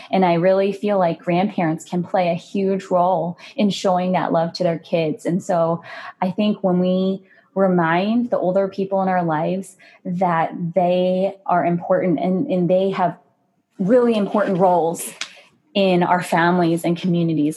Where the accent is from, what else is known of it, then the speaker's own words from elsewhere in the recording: United States; I'm Asian American